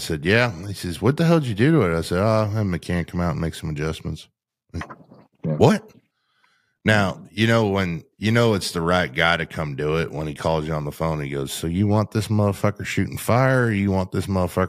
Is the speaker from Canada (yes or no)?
yes; Canada; I was from Canada originally.